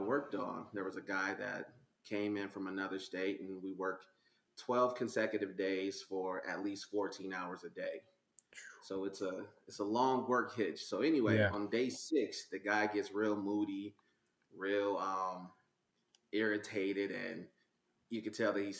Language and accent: English; Denver, Colorado, United States; also born or lived in Indianapolis, Indiana, United States; So a little bit about me. I was born in Indianapolis, Indiana. {S0} Okay. {S1} As a kid, relocated to Denver, Colorado, me and my mother. So okay. I grew up here.